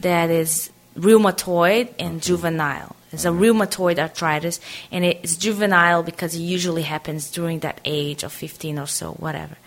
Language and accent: English; Aracaju, Sergipe, Brazil; moved away as an adult; also born or lived in Tanzania / South Korea; I grew up in Brazil, in a city called Aracaju, is in the northeast of Brazil